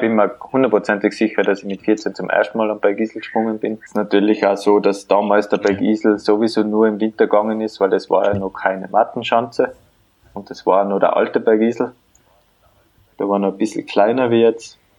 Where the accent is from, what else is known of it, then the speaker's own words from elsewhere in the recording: Tyrol, Austria; also born or lived in Vienna; dass ich in Tirol aufgewachsen bin